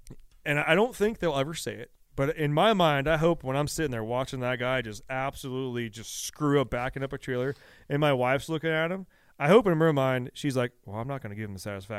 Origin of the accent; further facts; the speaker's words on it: United States; Yeah. I'm like, I'm American.